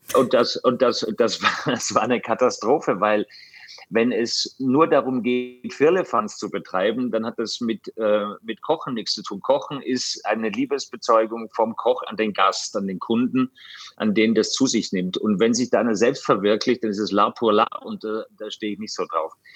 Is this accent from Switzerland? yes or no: no; Austria; ich komme aus Österreich